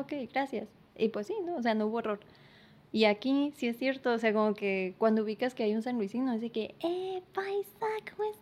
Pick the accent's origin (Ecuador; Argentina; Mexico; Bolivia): Mexico; San Luis Río Colorado, Sonora; now in Mexicali, Mexico; soy de San Luis, ahorita estoy residiendo aquí en Mexicali